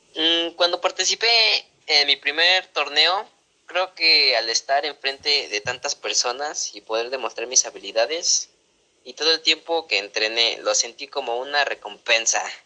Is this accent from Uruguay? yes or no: no; Mexico City, Mexico; nací en la Ciudad de México